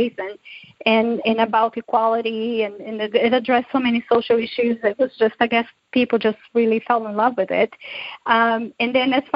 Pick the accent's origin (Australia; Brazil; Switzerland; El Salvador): Brazil; now in United States; growing up in Brazil